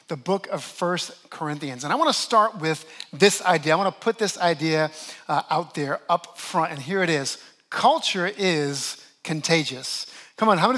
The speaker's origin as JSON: {"language": "English", "town": "New Orleans", "region": "Louisiana", "country": "United States", "tie": "born or raised there", "moved": "yes", "lives_now": "New York, United States", "said": "I actually grew up in the great city of New Orleans, and we have a very distinct culture down there."}